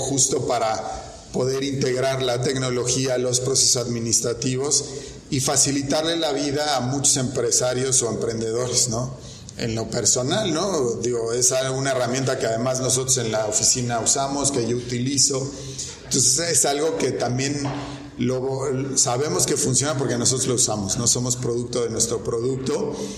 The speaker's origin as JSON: {"language": "Spanish", "country": "Mexico", "said": "las obligaciones que tenemos como mexicanos"}